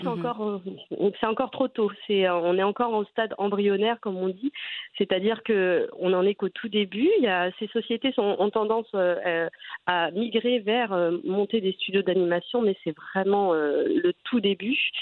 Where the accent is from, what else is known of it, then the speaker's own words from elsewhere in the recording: Trappes, Île-de-France, France; moi, j'ai grandi à Trappes, hein, mhm. en banlieue parisienne